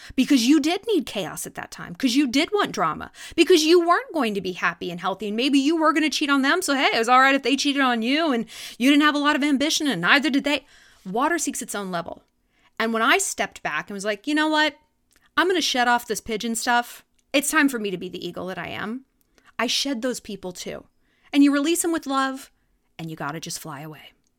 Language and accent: English; California, United States; moved away; also born or lived in New York; growing up in California